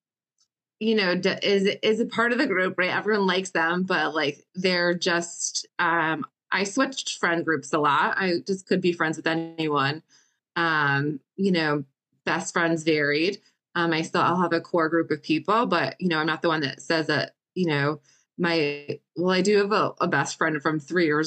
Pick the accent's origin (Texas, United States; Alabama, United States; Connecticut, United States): Connecticut, United States; born and raised in Connecticut